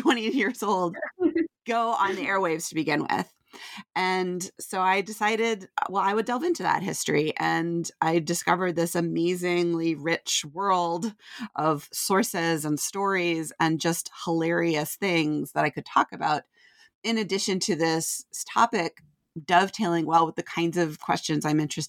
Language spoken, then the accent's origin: English; Vermont, United States; Yeah, so I grew up in Vermont, where I didn't actually have access to college radio when I was growing up.